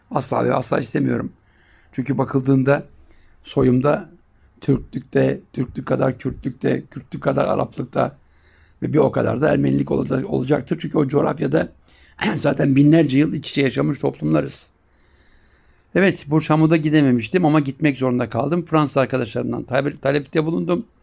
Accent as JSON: {"language": "Turkish", "town": "Siirt", "region": "Siirt Province", "country": "Turkey", "said": "Sen nerelisin dedi. Ben Siirtliyim dedim. Sert dedi orası sert."}